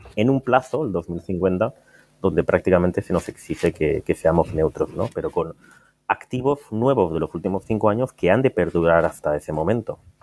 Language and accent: Spanish; Valencia, Valencian Community, Spain; venimos a Valencia, que es mi tierra